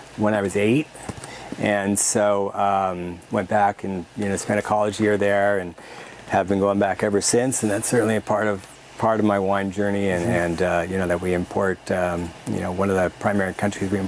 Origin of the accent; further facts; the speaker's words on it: Los Angeles, California, United States; also born or lived in Pittsburgh, Pennsylvania; now in Oregon, United States; I was born actually in Pittsburgh, Pennsylvania, but I was raised in Los Angeles. I moved there when I was really little, so I'm from